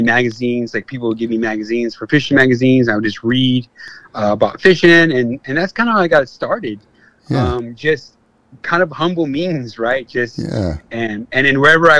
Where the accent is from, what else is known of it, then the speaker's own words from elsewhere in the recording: Whittier, California, United States; also born or lived in Victorville / Hesperia; I grew up in Whittier, so I was a city kid